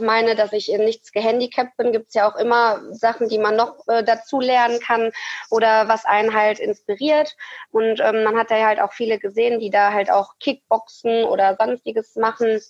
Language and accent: German; Hattingen, North Rhine-Westphalia, Germany; ich komme aus Hattingen